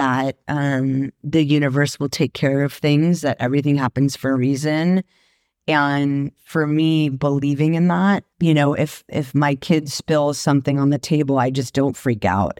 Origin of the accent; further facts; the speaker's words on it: Marin County, California, United States; moved away; also born or lived in Sacramento; I grew up in Marin County